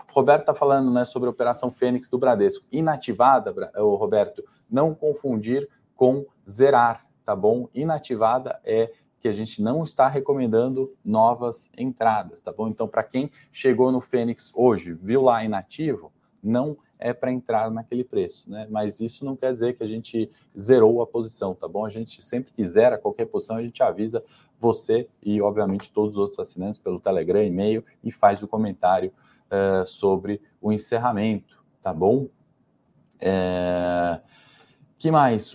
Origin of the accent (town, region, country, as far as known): Brazil